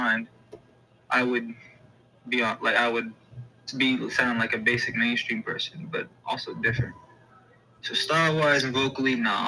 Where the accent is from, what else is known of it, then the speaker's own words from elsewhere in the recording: Texas, United States; now in Indianapolis, United States; I'm originally from Texas, born and raised, but now I'm living in Indy right now, Indiana